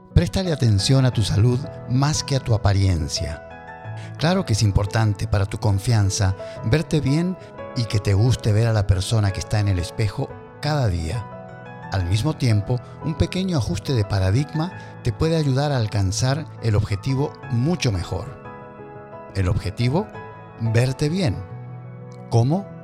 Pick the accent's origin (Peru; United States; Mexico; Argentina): Argentina; Me crié en Argentina